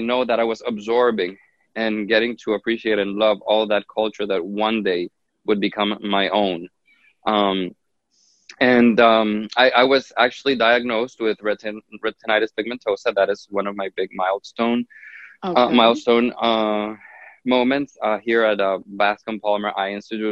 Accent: Honduras; now in Miami, United States; I was actually born and raised in Honduras, in Central America.

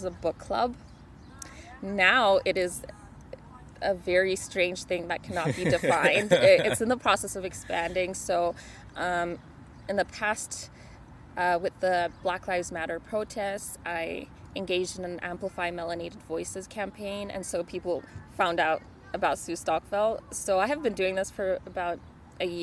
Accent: Zimbabwe; first language Shona; English is a second language; now in Calgary, Canada; I'm also an immigrant. So I'm from Zimbabwe

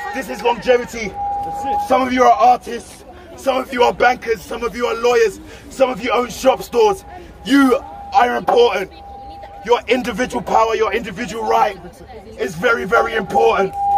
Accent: London, United Kingdom; I'm 28 years old, born and raised in London

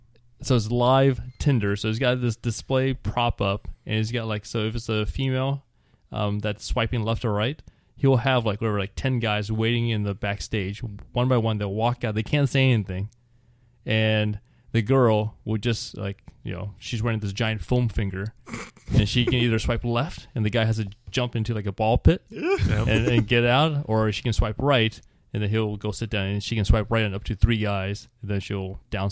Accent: Scotland, United Kingdom; Hi, I'm …. I'm from Scotland.

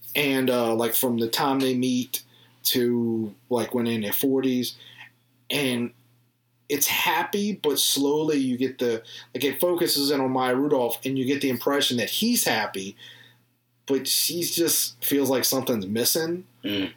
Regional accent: the South, United States; I'm from the South

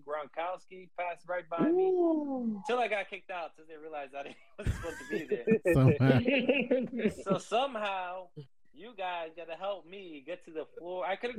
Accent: New York, United States; moved away; I'm from New York.

